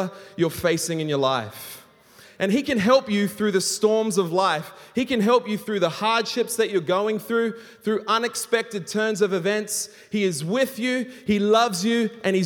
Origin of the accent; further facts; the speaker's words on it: Australia; now in Hong Kong; I'm an Australian, and I live in Hong Kong